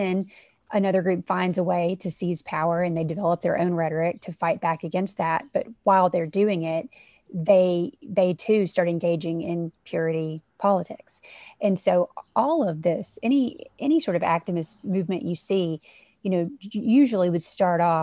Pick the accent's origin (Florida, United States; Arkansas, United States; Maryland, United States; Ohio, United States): Arkansas, United States; South; moved away; I come from South Arkansas. So that's, you know, it's in, to me, the heart of the South, in the United States